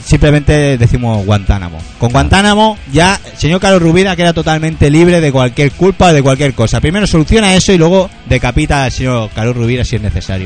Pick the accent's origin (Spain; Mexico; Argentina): Spain; Catalonia; somos catalanes